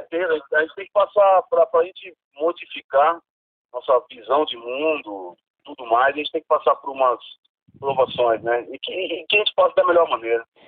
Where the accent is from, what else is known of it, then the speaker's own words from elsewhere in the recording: São Paulo, Brazil; da Zona Sul, onde eu nasci aqui